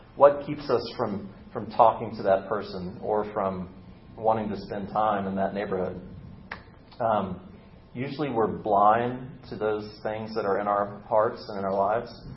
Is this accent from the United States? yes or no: yes; the South, United States; I was born and raised in the South